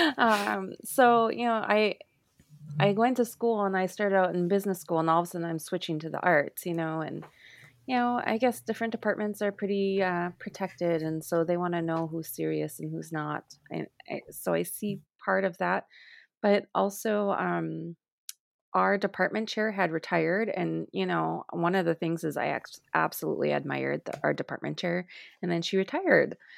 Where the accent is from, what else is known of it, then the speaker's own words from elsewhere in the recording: Turtle Mountains, North Dakota, United States; I grew right up in the center of Turtle Mountains